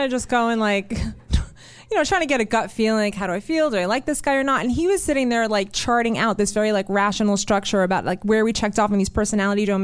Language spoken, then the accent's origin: English; New York, United States; you know, I grew up in New York